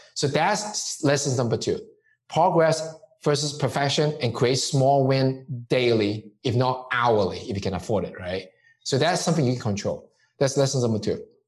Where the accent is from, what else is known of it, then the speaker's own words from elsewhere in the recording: Hong Kong; moved away; growing up in Hong Kong